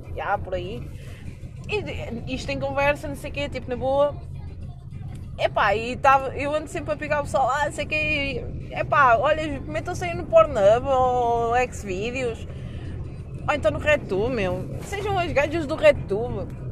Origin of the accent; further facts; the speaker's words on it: Coimbra, Centro, Portugal; eu não sou de viseu eu sou de Coimbra mesmo.